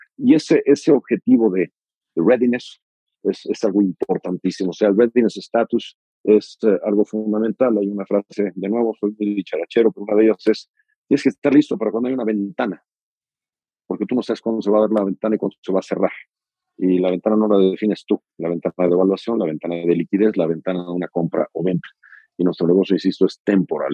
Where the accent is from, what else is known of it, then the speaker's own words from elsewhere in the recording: Mexico; como orgullosamente mexicano